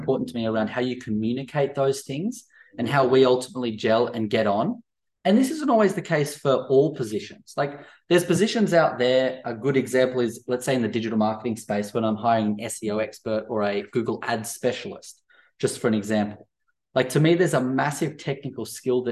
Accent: Central Coast, near Erina, New South Wales, Australia; growing up on the Central Coast near Erina

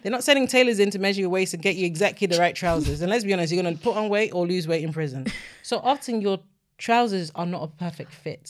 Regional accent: Nigeria; now in United Kingdom; I'm Nigerian

